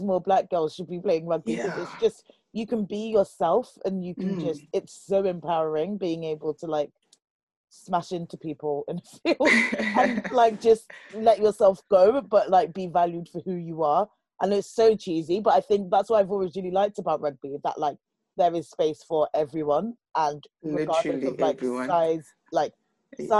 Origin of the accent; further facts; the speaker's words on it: Nigeria; I'm Nigerian